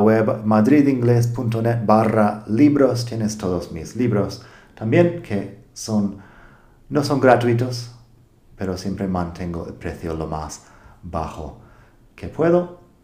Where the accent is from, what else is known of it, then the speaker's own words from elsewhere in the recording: United States; accent: American English; Spanish is a second language; now in Spain; soy de Estados Unidos